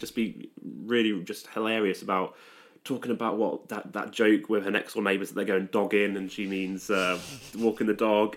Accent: Stratford-upon-Avon, West Midlands, United Kingdom; I'm, I'm, I'm from Stratford upon Avon

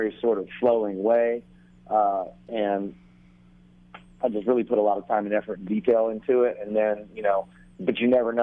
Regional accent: Myrtle Beach, South Carolina, United States; also born or lived in St. Simons Island, Georgia; now in Nashville, United States; I'm originally from Myrtle Beach, South Carolina

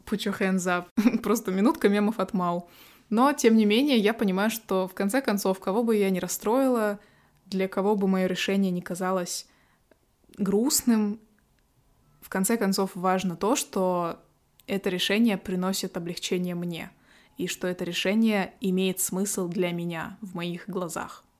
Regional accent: Kazakhstan; осталась у себя в родном городе

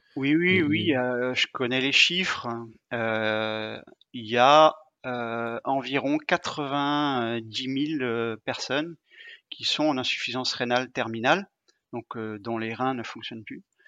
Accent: Rennes, Brittany, France; je suis rennais

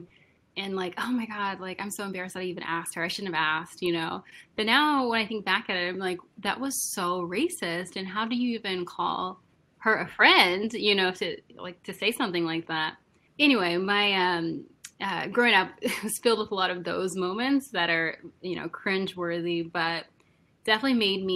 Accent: Wichita, Kansas, United States; now in New York, United States; I'm originally from Wichita, Kansas

